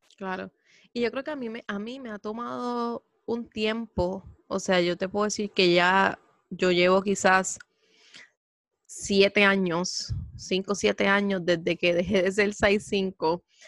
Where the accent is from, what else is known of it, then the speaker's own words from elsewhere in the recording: Puerto Rico; Puerto Rico siendo un lugar latino que está lleno de curvas